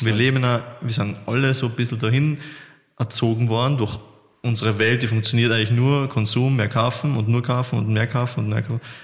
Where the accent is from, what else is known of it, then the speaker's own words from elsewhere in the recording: Austria; bei uns in Österreich